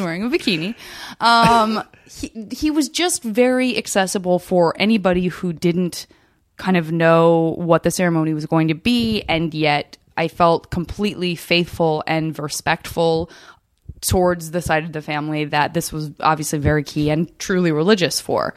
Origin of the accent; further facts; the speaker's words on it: Arizona, United States; I'm from Arizona